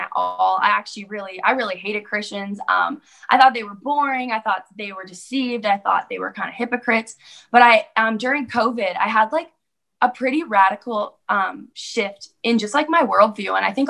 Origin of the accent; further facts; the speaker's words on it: Calgary, Alberta, Canada; I'm from Calgary, Alberta, Canada.